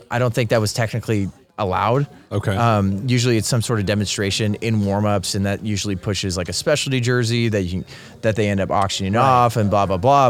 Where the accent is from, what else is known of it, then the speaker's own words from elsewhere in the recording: Bay Area, California, United States; moved away as an adult; also born or lived in Rancho Cucamonga, California / San Jose, California; now in Arizona, United States; moved up to San Jose because I was born in the Bay Area